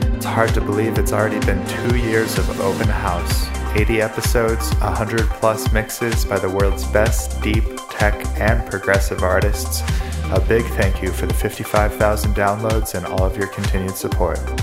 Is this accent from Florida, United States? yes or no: no; Los Angeles, California, United States; in my hometown of Los Angeles